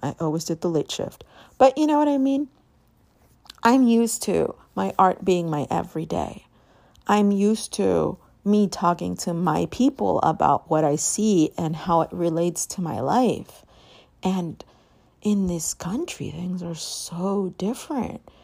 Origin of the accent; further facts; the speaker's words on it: Guadalajara, Jalisco, Mexico; moved away; I was born in Guadalajara, and I grew up in Guadalajara. Like, I bounced back and forth on what's called a transnational child.